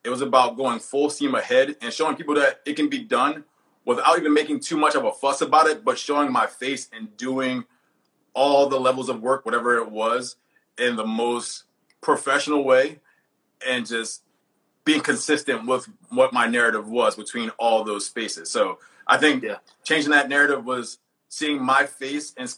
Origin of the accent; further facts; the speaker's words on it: Philadelphia, Pennsylvania, United States; I'm from North Philly. I'm here in my office in Philly right now.